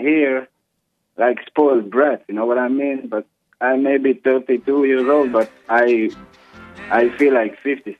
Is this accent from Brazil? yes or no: yes; Brazil; now in Israel; I'm Brazilian. I'm from Brazil, but I currently live in Israel.